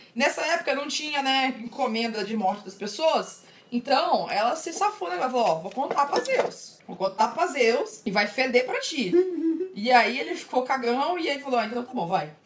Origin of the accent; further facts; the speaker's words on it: São Luís, Maranhão, Brazil; moved away as an adult; eu vivi minha vida inteira em São Luís, né? Tipo, até 18 anos